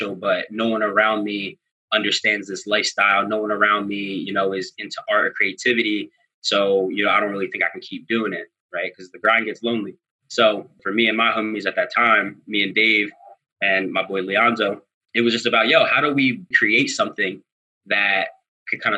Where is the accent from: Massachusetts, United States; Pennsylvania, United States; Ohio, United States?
Pennsylvania, United States; Philadelphia; if you're from Philly, my family's from Germantown. We come from Wayne Junction.